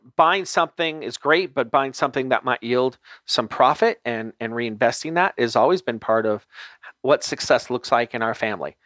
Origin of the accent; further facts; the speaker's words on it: Los Angeles, California, United States; I grew up in Los Angeles